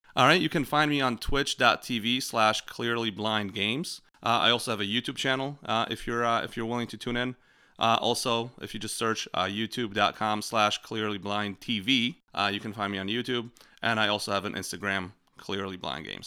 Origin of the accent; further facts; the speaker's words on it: Poland; moved away; the farm I grew up in Poland